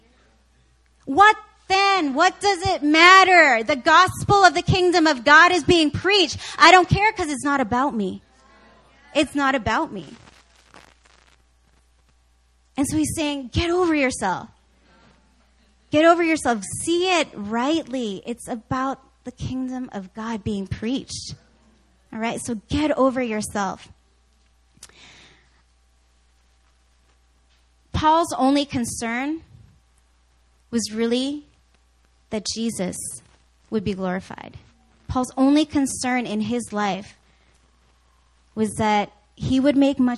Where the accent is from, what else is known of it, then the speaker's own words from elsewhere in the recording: Canada; I grew up watching hockey because my brother and because I'm Canadian.